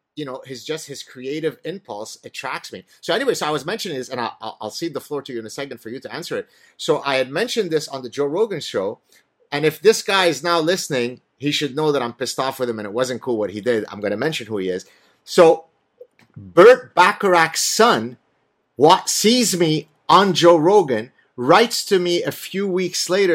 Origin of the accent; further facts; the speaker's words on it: Lebanon; now in Canada; I grew up in Lebanon